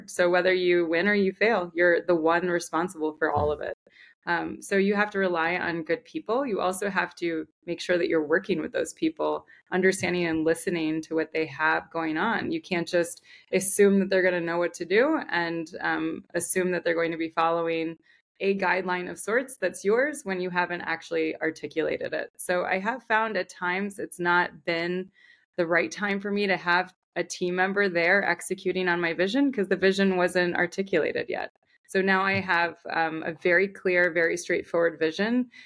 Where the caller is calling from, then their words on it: Connecticut, United States; I am in Connecticut. Um, I'm northern part of Connecticut.